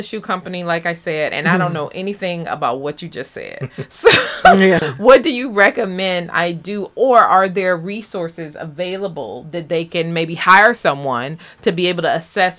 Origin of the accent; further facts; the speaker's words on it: the South, Southern United States, United States; now in Bermuda; I'm from the South too